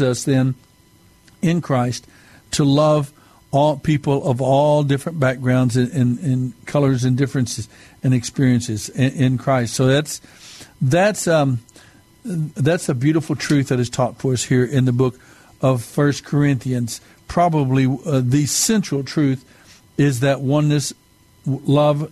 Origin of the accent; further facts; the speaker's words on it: United States; my being Native American, my being Mescalero Apache